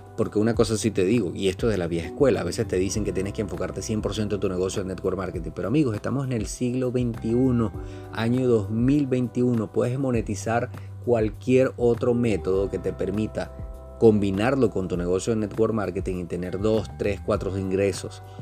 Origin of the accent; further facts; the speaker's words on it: Venezuela; aquí mismo en mi país